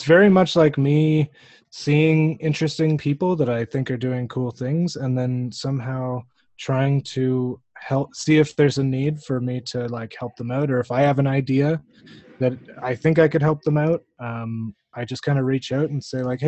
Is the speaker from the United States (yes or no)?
no; Canada; being a Canadian